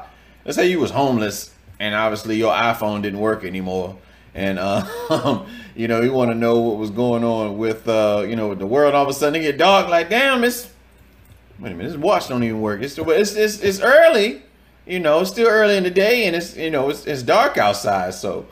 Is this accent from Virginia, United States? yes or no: yes; Virginia, United States; moved away as an adult; now in South Florida, United States; me growing up in Virginia. Shout out to the 757